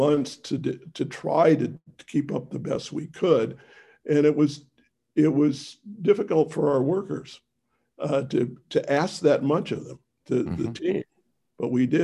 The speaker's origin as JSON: {"language": "English", "region": "Missouri", "country": "United States", "tie": "born or raised there", "said": "I was born in Missouri"}